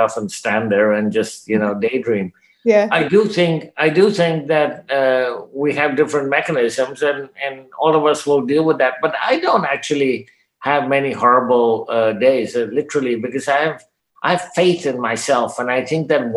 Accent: Canada; I'm a Canadian, I speak English

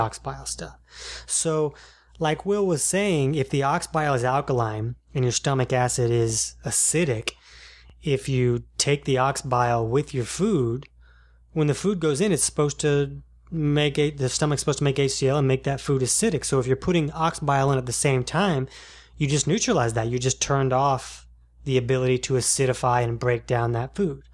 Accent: Jacksonville, United States; I'm from Jacksonville

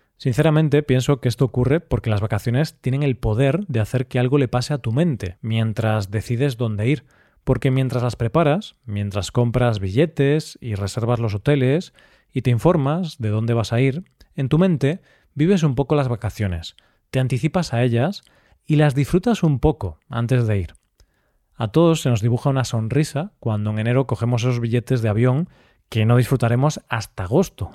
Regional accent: Galicia, Spain; al norte, a mi tierra, Galicia.

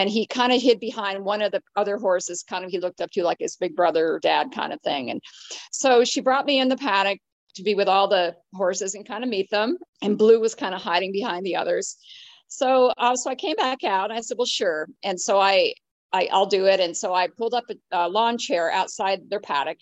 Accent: upstate New York, United States; moved away; I was up in my hometown, which is upstate New York

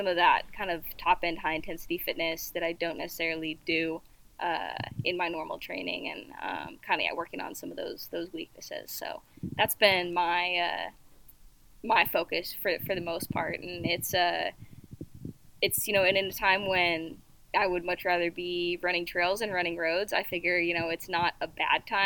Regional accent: Utah, United States; now in Seattle, United States; I grew up in Utah

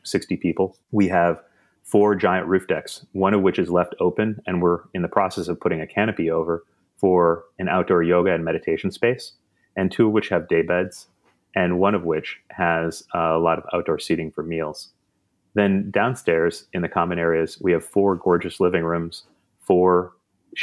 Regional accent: Wisconsin, United States; also born or lived in New York; now in Los Angeles, United States; I'm from Wisconsin

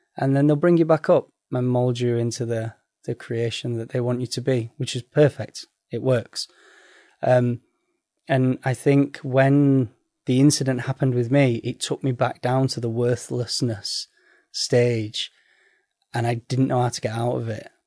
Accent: Sheffield, Yorkshire and the Humber, United Kingdom; I'm from Sheffield

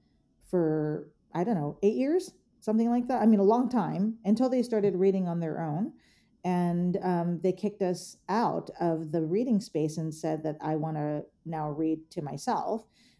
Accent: Philippines; in my gender, in as a Filipino, as a woman

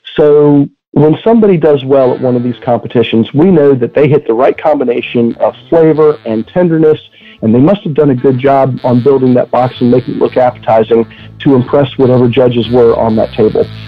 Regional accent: Petersburg, Virginia, United States; I was born in Petersburg, Virginia

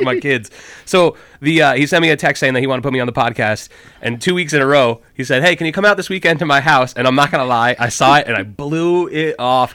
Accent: Burlington, Vermont, United States; born or raised there; also born or lived in New Jersey

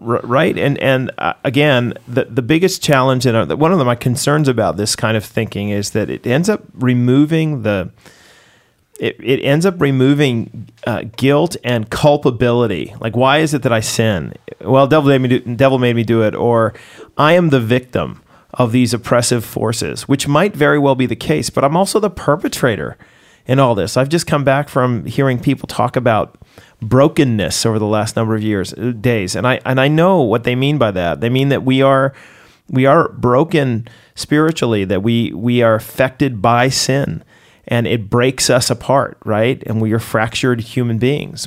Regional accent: United States; moved away as an adult; as an American

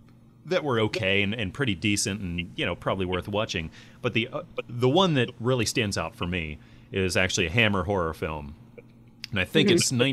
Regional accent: United States; I'm American

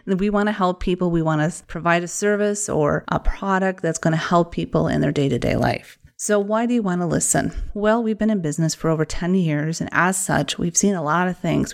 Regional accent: Wisconsin, United States; accent: Wisconsin; my Wisconsin accent

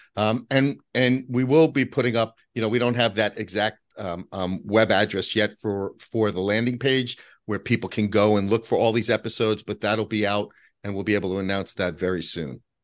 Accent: New York City, New York, United States; we grew up in Whitestone, Queens

